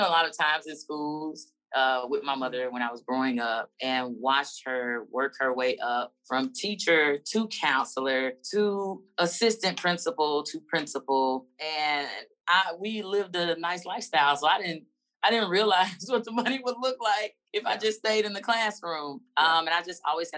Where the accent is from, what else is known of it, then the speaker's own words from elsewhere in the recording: Alabama, United States; moved away; I grew up privileged and in Alabama.